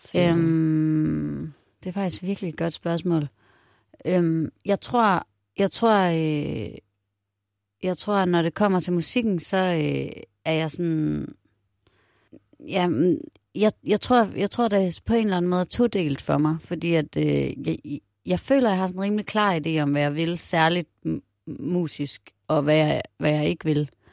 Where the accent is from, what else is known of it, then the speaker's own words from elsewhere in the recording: Aarhus, Central Denmark Region, Denmark; Jeg er vokset op i Aarhus, og min familie er fra faktisk all over. Nogen fra Nordjylland, nogen fra øh, København. Og så flyttede min mor til Aarhus, da jeg var seks.